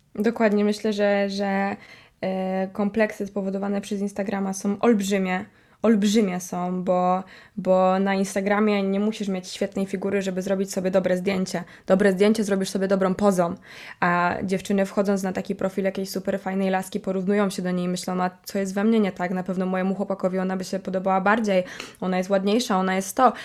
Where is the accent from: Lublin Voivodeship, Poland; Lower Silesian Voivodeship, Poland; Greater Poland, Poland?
Greater Poland, Poland; Poznań